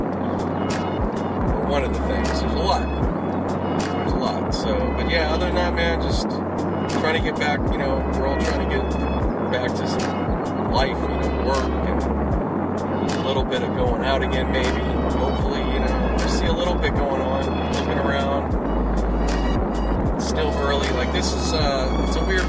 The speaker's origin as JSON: {"language": "English", "town": "Pittsburgh", "region": "Pennsylvania", "country": "United States", "tie": "born or raised there", "moved": "yes", "lives_now": "Los Angeles, United States", "said": "back in my hometown Pittsburgh"}